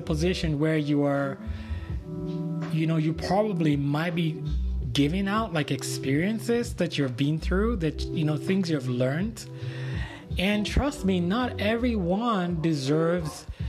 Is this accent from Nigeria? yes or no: yes; Nigeria; moved away; regular Nigerian guy that was raised back in Nigeria